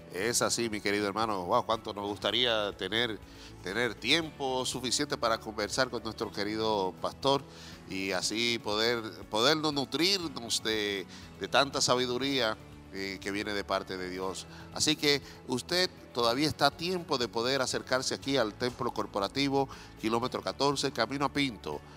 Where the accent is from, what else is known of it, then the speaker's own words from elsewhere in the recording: Dominican Republic; now in Chile; yo soy dominicano